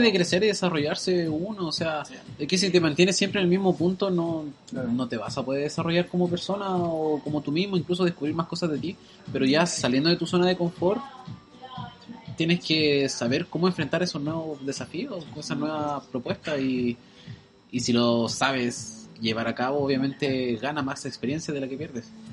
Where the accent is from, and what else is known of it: Chile; moved away as an adult; now in Auckland, New Zealand